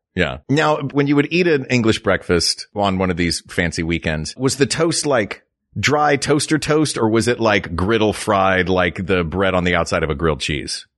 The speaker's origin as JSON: {"language": "English", "region": "the South", "country": "United States", "tie": "born or raised there", "said": "Where I grew up in the South"}